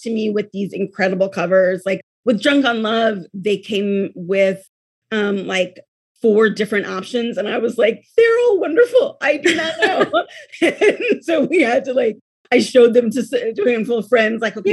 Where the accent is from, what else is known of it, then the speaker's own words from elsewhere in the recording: Oakland, California, United States; I grew up here.